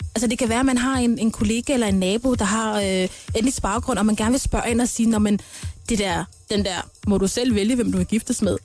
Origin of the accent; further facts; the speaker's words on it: Denmark; Eller, jeg er fra Danmark. Øh, jeg føler opvokset her i Danmark